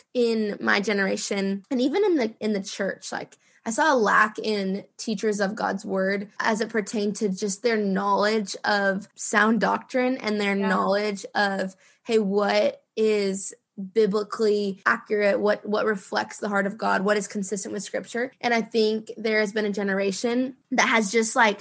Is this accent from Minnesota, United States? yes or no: yes; Minneapolis, Minnesota, United States; moved away as an adult; now in Dallas, United States; I born and raised in Minnesota. I love Minneapolis so much